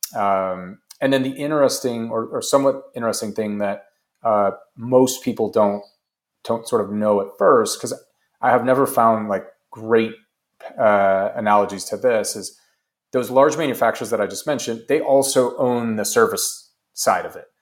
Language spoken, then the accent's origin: English; United States; as an American